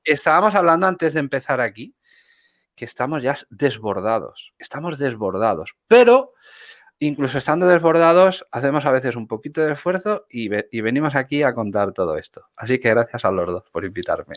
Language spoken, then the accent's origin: Spanish; Spain; yo soy un español que vivo aquí